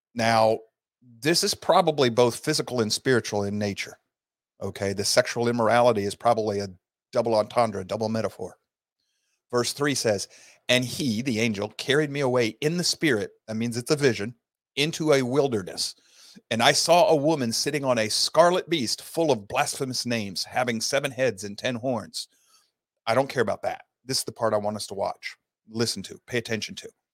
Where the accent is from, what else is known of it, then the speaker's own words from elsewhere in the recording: Sault Ste. Marie, Michigan, United States; now in Georgia, United States; I was raised in Sault Ste. Marie, Michigan area